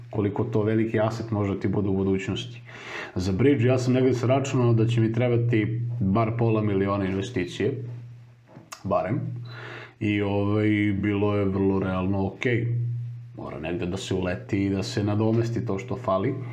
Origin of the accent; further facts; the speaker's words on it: Serbia; ti kao Srbin